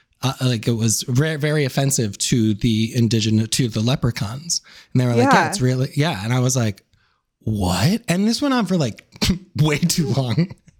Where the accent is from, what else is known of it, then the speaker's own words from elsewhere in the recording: Dublin, Leinster, Ireland; Yes. I'm from Dublin.